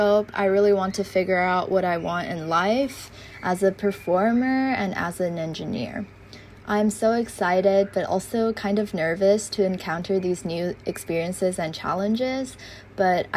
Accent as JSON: {"language": "English", "country": "Taiwan", "said": "I am a freshman from Taiwan"}